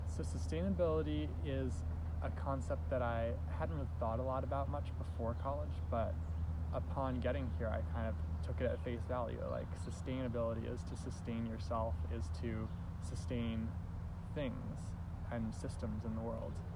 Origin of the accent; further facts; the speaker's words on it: New Haven, Connecticut, United States; also born or lived in Baltimore, Maryland / Eastern Shore, Maryland / Maine; when I was 10, my family moved to New Haven, where I've been living ever since